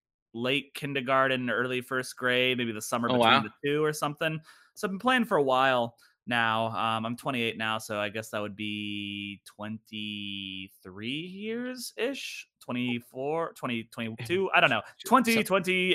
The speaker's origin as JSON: {"language": "English", "town": "Lenexa", "region": "Kansas", "country": "United States", "said": "Well, I'm originally from the Kansas City area, a little suburban area called Lenexa, Kansas."}